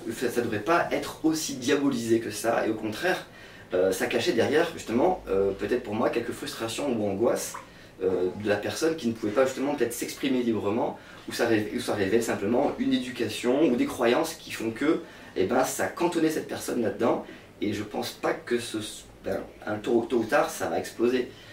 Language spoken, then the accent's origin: French; south of France, France; now in Réunion, France; j'étais quand même du sud de la France